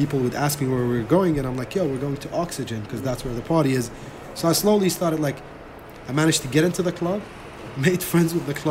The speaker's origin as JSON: {"language": "English", "town": "New Delhi", "region": "Delhi", "country": "India", "tie": "born or raised there", "also_born_or_lived": "Iraq", "moved": "yes", "lives_now": "Dubai, United Arab Emirates", "said": "I grew up in New Delhi, India."}